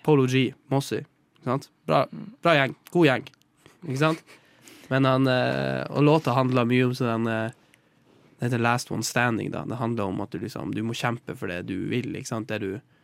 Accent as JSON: {"language": "Norwegian", "region": "Northern Norway", "country": "Norway", "said": "vi i Nord-Norge"}